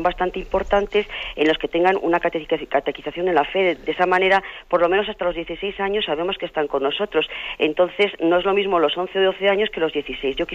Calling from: Soria, Castile and León, Spain; Mire, padre … de Soria, soy catequista.

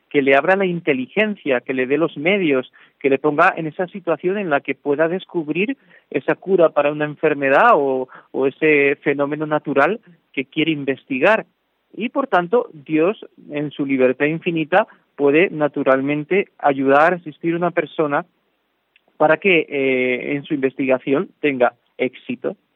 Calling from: Valencia, Valencian Community, Spain; desde Valencia, buenas tardes. Me encanta su programa. Eh, soy española de, de, adopción

